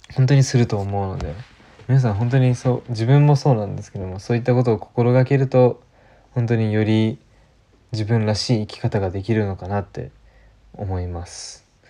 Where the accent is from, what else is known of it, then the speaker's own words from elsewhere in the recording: Japan; 日本に生まれている自分